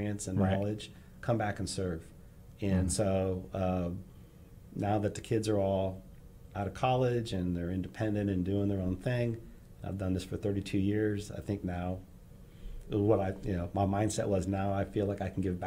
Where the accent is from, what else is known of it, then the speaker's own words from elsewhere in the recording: Northeast, United States; now in Texas, United States; growing up in the Northeast and with our last name